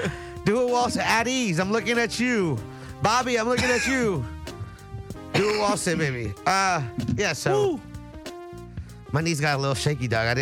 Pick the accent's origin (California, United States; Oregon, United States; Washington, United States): California, United States; the Valley; I'm from the Valley.